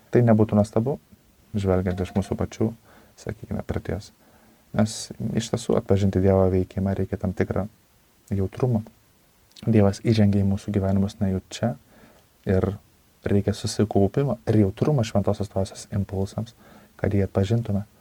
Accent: Lithuania; Na, mes, lietuviai, be abejonės, sakykime, greičiausiai patenkame į šią kategoriją, nesame žydai.

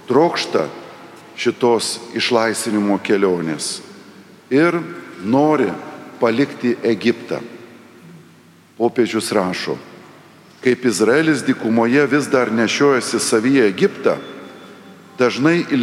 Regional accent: Lithuania; Dažnai mes, lietuviai, prisimename sovietmetį

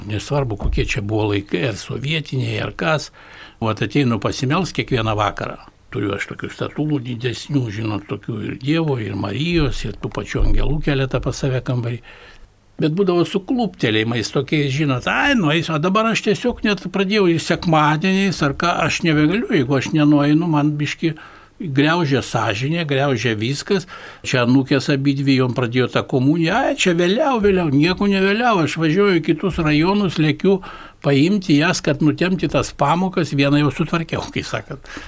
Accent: Kaunas, Kaunas County, Lithuania; aš pats iš Viljampolės

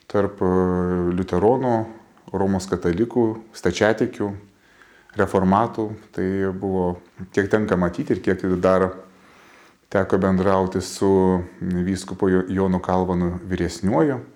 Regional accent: Tauragė, Tauragė County, Lithuania; mano gimtajame mieste, mano parapijoje Tauragėje

